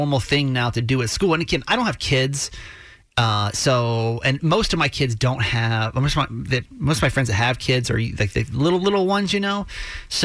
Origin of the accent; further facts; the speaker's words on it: Georgia, United States; now in Maryland, United States; I grew up in Georgia